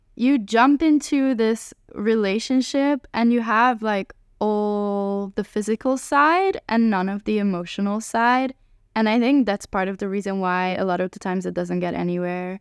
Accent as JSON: {"language": "English", "country": "Hungary", "moved": "as an adult", "lives_now": "Amsterdam, Netherlands", "said": "I'm from Hungary"}